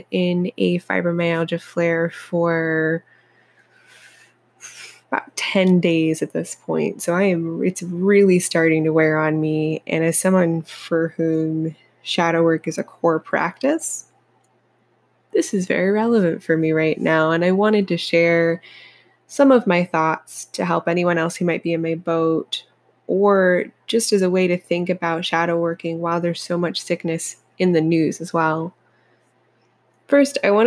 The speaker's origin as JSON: {"language": "English", "region": "Appalachia", "country": "United States", "said": "I'm from Appalachia originally"}